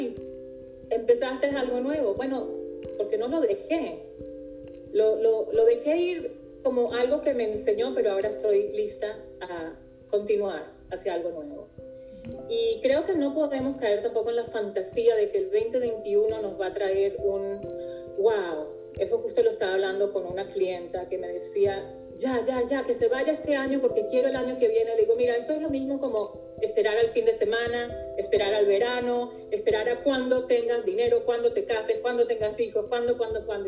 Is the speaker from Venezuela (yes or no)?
yes; Venezuela; moved away as an adult; also born or lived in New York; now in Israel; yo como venezolana, y tantos venezolanos que hemos tenido que dejar